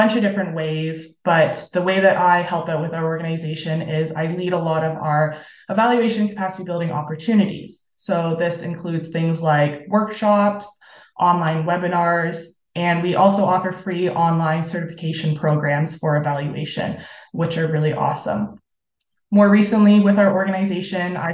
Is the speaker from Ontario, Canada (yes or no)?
yes; Sarnia, Ontario, Canada; I am on the board of directors with BGC Sarnia-Lambton, which is my hometown community